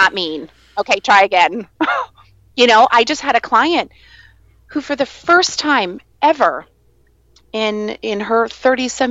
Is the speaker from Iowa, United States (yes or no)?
yes; Iowa, United States; now in Virginia Beach, United States; growing up in the Midwest and being in Iowa